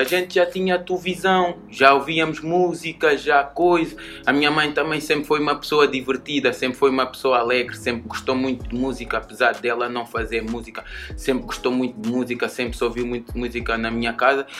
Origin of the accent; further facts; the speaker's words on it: Linha de Sintra, Lisbon, Portugal; also born or lived in Almada, Portugal / London, United Kingdom; Proveniente da linha de Sintra, mas nasci em Almada, nasci em Setúbal, no Pragal, nasci na Margem Sul do teste, mas fui para a linha muito cedo